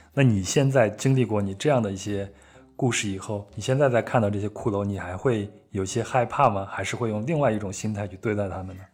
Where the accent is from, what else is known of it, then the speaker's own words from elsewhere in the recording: Henan, China; 我也是在河南长大的